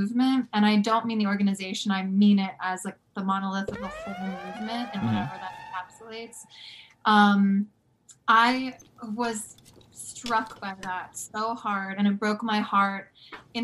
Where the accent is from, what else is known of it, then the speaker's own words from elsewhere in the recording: right outside of Philadelphia, New Jersey, United States; I grew up right outside of Philadelphia in New Jersey.